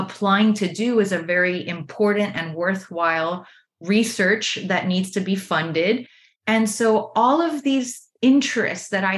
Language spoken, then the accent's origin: English; Miami, Florida, United States; I grew up in Miami, Florida, an area called Little Havana, where there were a lot of Cuban immigrants